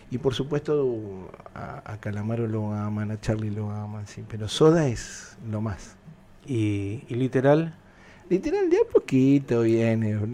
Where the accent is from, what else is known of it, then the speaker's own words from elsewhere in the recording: Argentina; now in Miami, United States; Argentos a, morir porque todos los domingos está el asadito, nos juntamos en la familia, todos